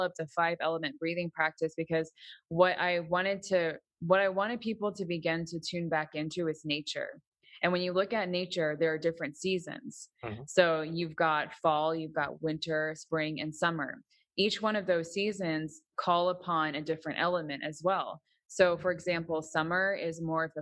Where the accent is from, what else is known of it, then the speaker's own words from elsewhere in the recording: Massachusetts, United States; also born or lived in New York; now in Florida, United States; I was born in Massachusetts